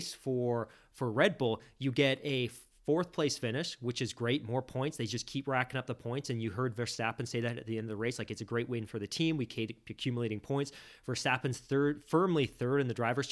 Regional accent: Canada; as Canadian fans

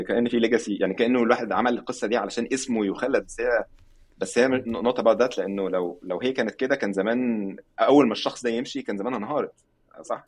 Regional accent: Egypt; moved away; عندنا في مصر

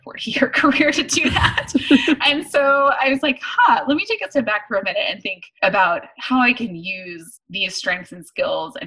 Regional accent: Dallas, Texas, United States; I grew up in Dallas

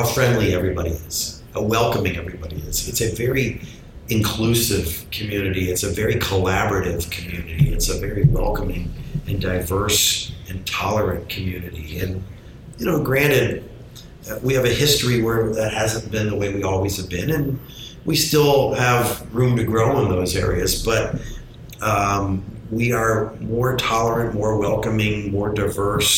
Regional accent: St. Petersburg, Florida, United States; born or raised there

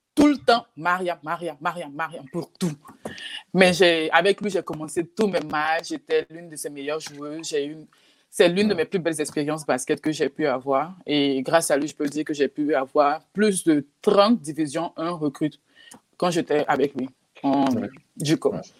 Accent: Côte d’Ivoire; moved away; also born or lived in Texas / Oklahoma; chez nous en Côte d'Ivoire

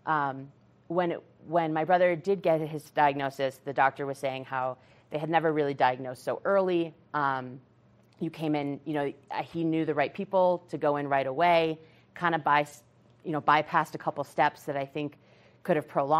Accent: Massachusetts, United States; moved away; we're from Massachusetts. That's where my brother lived. And I live out here now

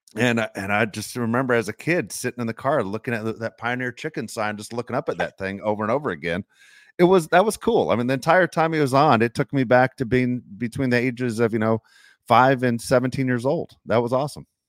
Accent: Los Angeles, California, United States; I grew up in Los Angeles

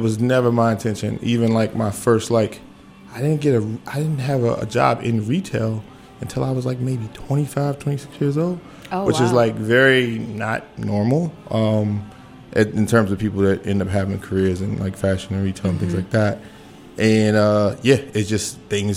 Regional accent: Washington, District of Columbia, United States; I primarily spent most of my childhood in Southwest

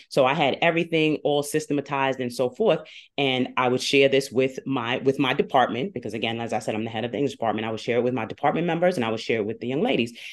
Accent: Long Island and Queens, New York, United States; I come to you from New York by way of Long Island and Queens

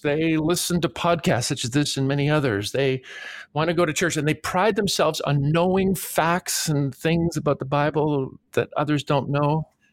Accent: Toronto, Ontario, Canada; I grew up in Toronto, Canada, so I don't have any accent at all

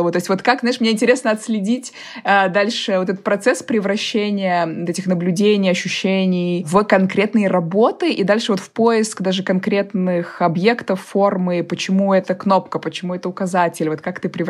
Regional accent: Kazan, Tatarstan, Russia; now in Moscow, Russia; из Казани.

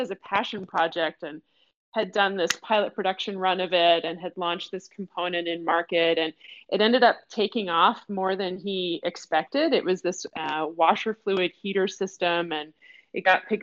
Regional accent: Detroit, Michigan, United States; now in Seattle, United States; I am a Detroit born and bred girl. I grew up in Detroit.

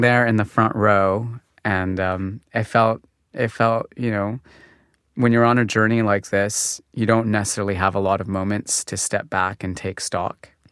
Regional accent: Calgary, Alberta, Canada; moved away as an adult; also born or lived in Montreal; I was born in Calgary

